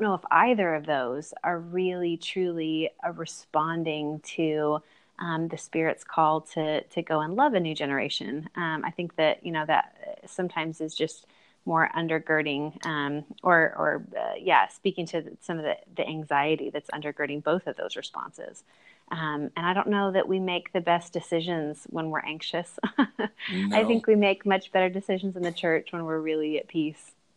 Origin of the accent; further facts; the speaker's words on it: Bakersfield, California, United States; moved away as an adult; also born or lived in Kansas / Chicago, Illinois; now in Nashville, United States; Bakersfield is my hometown